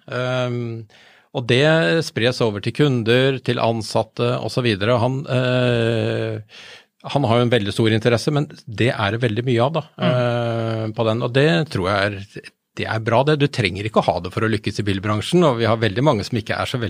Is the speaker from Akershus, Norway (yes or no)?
yes; Bærum, Akershus, Norway; Jeg er fra Bærum.